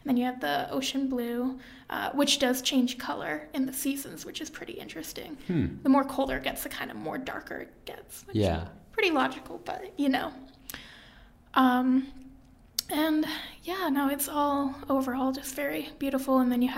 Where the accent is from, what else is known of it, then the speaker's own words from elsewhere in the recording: Maine, United States; Well, I usually, around here, when I say I'm from Maine, usually I'll say Maine or New England.